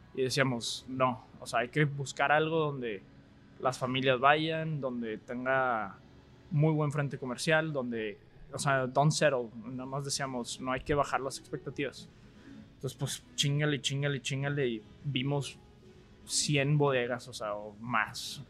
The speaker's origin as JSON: {"language": "Spanish", "town": "Monterrey", "region": "Nuevo León", "country": "Mexico", "also_born_or_lived": "Austin, Texas / Dallas", "said": "yo soy de Monterrey. Pues, estudié prepa en el Tec Vallalto"}